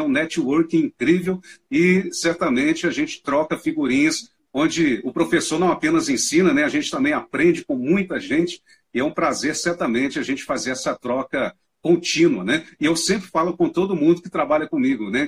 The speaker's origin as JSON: {"language": "Portuguese", "town": "Manhuaçu", "region": "Minas Gerais", "country": "Brazil", "tie": "born or raised there", "moved": "as an adult", "lives_now": "Uberlândia, Brazil", "said": "Eu sou do interior, bem no interiorzão aqui de Minas Gerais, uma cidade que fica na região leste do estado, chama mãe Manhuaçu, né, a minha cidade"}